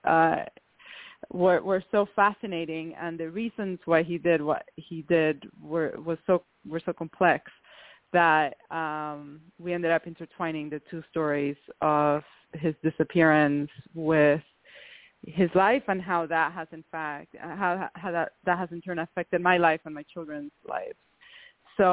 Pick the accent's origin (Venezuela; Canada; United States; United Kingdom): Venezuela; I come from the Venezuelan aristocracy